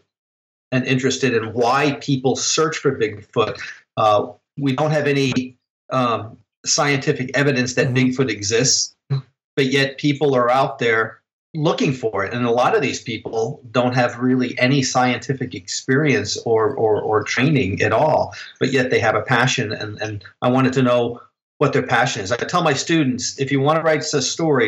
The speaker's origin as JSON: {"language": "English", "region": "New Jersey", "country": "United States", "tie": "born or raised there", "moved": "yes", "lives_now": "Illinois, United States", "said": "I grew up in New Jersey"}